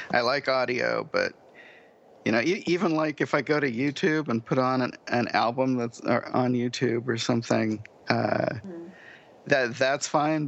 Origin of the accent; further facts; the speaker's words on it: United States; I'm from the United States